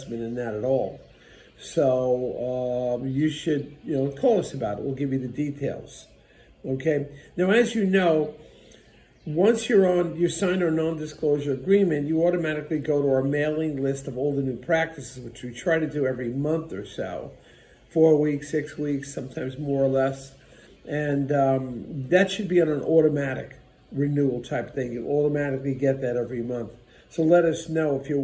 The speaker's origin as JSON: {"language": "English", "region": "New Jersey", "country": "United States", "said": "I'm from New Jersey"}